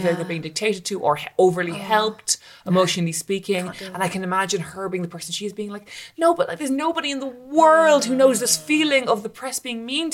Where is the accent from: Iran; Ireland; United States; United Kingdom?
Ireland; as an Irish person